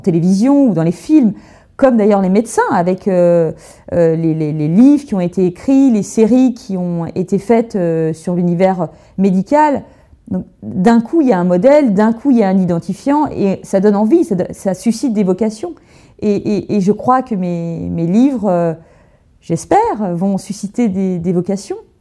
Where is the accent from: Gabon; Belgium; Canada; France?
France; Burgundy, Bourgogne-Franche-Comté; j'ai grandi en Bourgogne, dans une ferme au milieu de la nature.